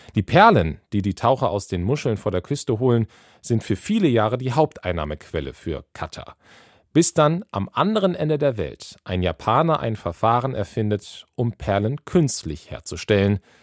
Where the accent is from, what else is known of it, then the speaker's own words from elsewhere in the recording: Schleswig-Holstein, Germany; Schleswig-Holstein passiert. Da bin ich aufgewachsen